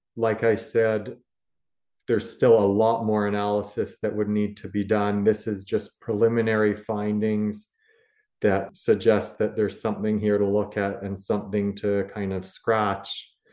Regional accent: Canada; as Canadian producers

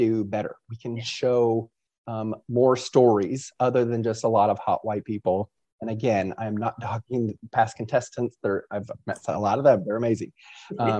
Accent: Kentucky, United States; I'm from Kentucky. Like, I only know Kentucky things.

